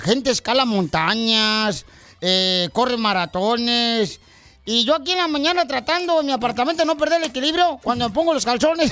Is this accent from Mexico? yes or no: yes; Monterrey, Nuevo León, Mexico; Así somos los de Monterrey, León